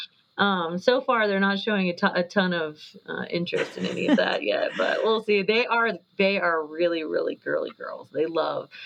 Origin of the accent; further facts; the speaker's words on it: Fort Worth, Texas, United States; moved away as an adult; now in Colorado, United States; I'm from Fort Worth, Texas. That's where my whole family lives. That's where I was born and raised